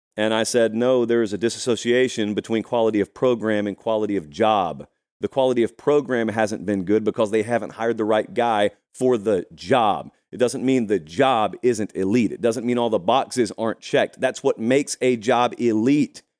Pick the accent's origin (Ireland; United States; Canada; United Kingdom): United States; Georgia; I grew up in Georgia